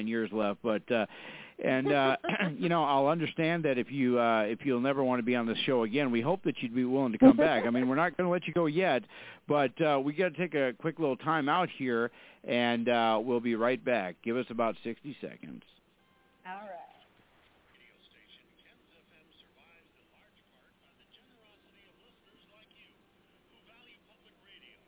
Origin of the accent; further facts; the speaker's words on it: Fargo, North Dakota, United States; I'm from Fargo, North Dakota